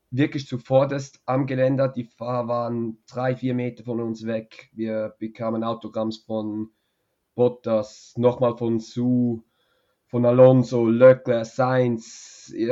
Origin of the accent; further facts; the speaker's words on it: Switzerland; als Schweizer, genau